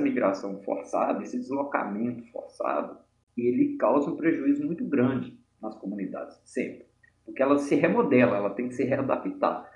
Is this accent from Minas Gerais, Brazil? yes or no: yes; Mariana, Minas Gerais, Brazil; moved away as an adult; now in Belo Horizonte, Brazil; Embora eu não tenha nascido, eu passei a maior parte da minha vida em Mariana, na minha infância, adolescência e início da idade adulta.